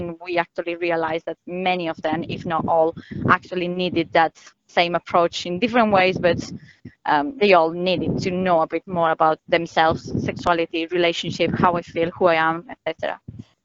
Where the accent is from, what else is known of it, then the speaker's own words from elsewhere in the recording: Spain; moved away; I am from Spain